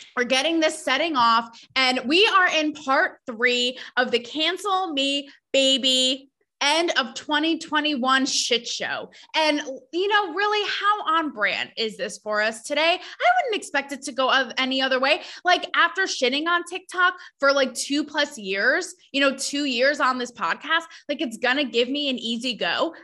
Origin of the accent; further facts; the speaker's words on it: New England, United States; I am from New England